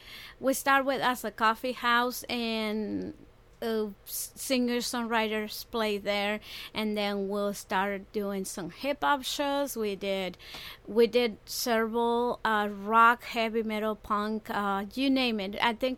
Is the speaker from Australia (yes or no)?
no; Puerto Rico; moved away; also born or lived in Fort Lauderdale, Florida; I grew up in Puerto Rico.